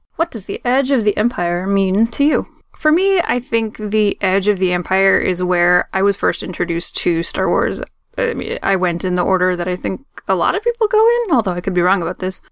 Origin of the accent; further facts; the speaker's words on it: Maine, United States; now in Boston, United States; technically I'm from Maine, but I moved to Boston many, many years ago.